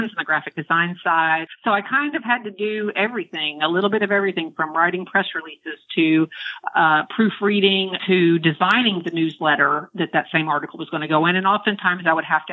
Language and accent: English; Central Florida, United States; moved away as an adult; now in Maryland, United States; living in Central Florida all of my life